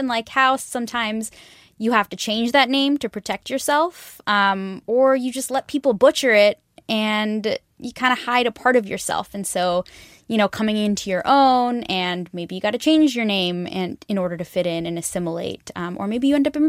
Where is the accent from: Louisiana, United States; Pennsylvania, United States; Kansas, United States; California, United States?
California, United States; the Bay Area; I'm from the Bay Area. Like I live in California